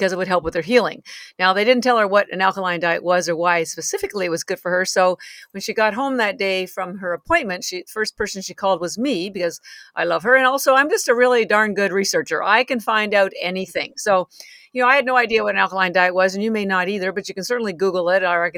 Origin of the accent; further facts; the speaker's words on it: Canada; moved away as an adult; now in Boston, United States; I'm actually Canadian, although I have lived in Boston for 33 years.